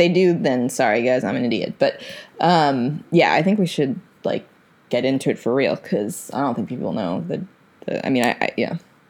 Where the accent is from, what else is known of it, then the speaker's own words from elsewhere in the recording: United States; But the association I had with the word, just based on it being an American, was kind of like a positive one.